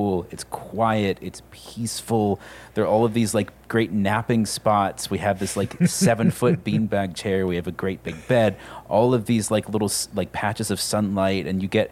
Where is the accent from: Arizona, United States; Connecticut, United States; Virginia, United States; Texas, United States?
Virginia, United States; I grew up in Virginia